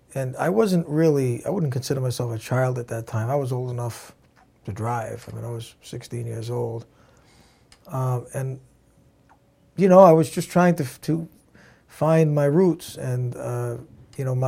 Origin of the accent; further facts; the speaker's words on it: Providence, Rhode Island, United States; also born or lived in Narragansett, Rhode Island / North Kingstown, Rhode Island; I spent all my life in Rhode Island. Providence, mainly